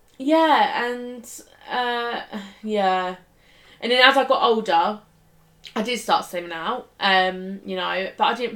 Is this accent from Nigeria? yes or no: no; Essex, East of England, United Kingdom; accent: Essex; I used to really slang on my Essex accent